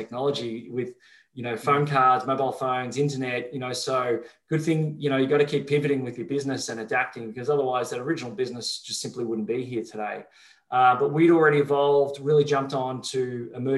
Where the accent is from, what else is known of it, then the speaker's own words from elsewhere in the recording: Melbourne, Victoria, Australia; I grew up in Melbourne, Australia